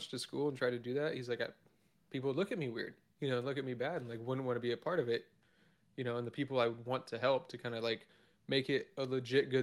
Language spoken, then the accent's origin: English; Arizona, United States; also born or lived in Vancouver, Washington; now in Oregon, United States; I'm originally from Arizona